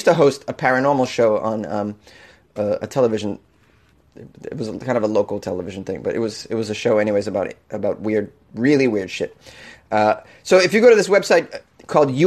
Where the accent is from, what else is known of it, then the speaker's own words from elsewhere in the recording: Massachusetts, United States; now in Los Angeles, United States; in my home state